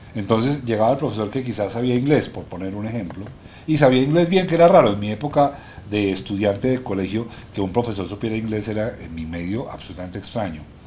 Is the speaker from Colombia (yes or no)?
yes; Colombia; somos muy cachacos